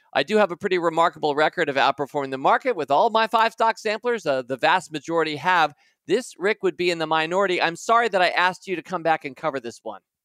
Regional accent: United States; I'm thinking a lot about my home country today

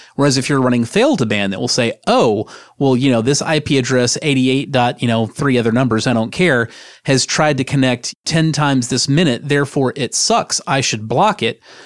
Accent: United States; I am an American

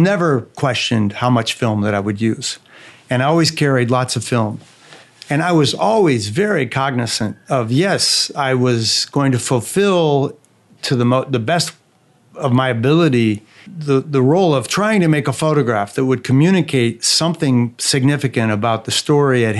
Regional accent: Fort Wayne, Indiana, United States; moved away as an adult; also born or lived in New York; now in France; drive to the essentially inner city of my hometown.

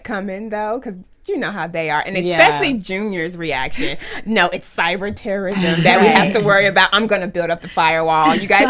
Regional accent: North Carolina, United States; I grew up in North Carolina

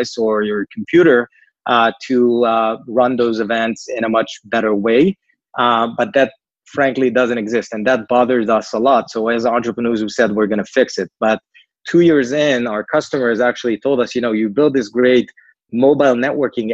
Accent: Israel; accent: Israeli; moved away as an adult; now in New York, United States; Originally, we're from Israel. I guess the name and the accent, you probably picked on

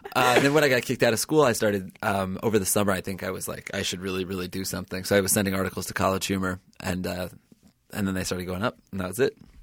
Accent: New Haven, Connecticut, United States; I grew up in New Haven, Connecticut

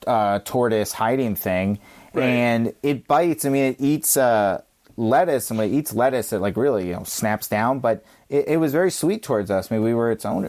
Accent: Virginia, United States; I grew up in Virginia

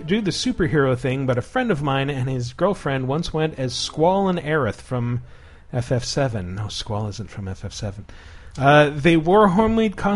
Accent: Uruapan, Michoacán, Mexico; in Uruapan, my hometown

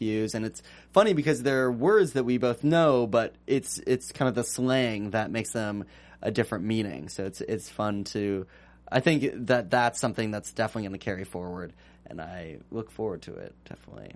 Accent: Northern California, United States; I'm from California originally

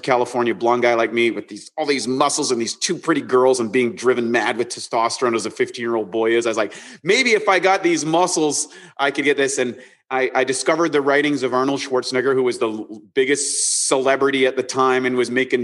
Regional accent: Canada; grew up as a Canadian, kind of ordinary life

